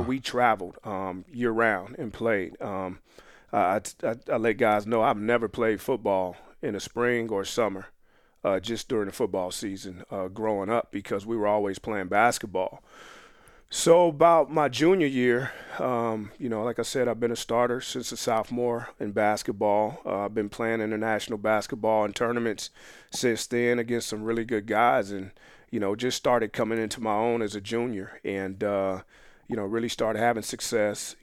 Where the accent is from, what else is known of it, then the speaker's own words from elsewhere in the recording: Phoenix, Arizona, United States; moved away as an adult; Born and raised in Phoenix, Arizona